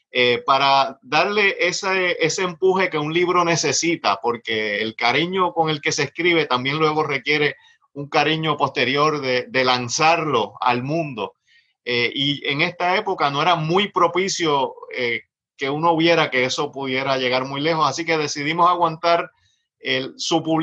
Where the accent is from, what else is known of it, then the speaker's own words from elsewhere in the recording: Puerto Rico; Fuimos colonia de España en otra época, pero en este momento somos colonia de Estados Unidos.